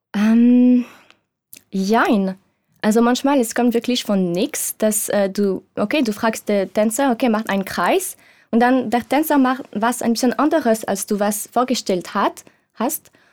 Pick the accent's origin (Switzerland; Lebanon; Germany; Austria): Switzerland; German is a second language; moved away; ich bin Schweizerin ich bin 27 Jahre alt